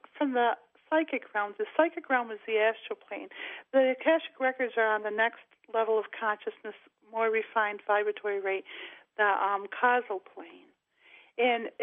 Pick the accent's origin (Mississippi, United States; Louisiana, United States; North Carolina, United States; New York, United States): New York, United States; Rochester; my hometown, Rochester, New York